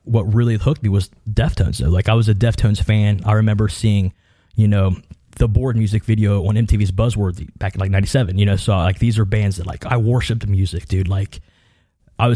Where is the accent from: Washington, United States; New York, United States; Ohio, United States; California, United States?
Ohio, United States; Southern; I grew up being in Southern Ohio